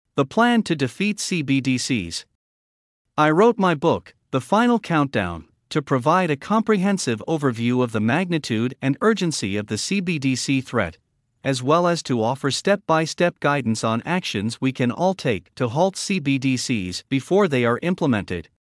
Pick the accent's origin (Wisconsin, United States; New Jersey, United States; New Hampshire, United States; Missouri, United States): New Hampshire, United States; my home state of New Hampshire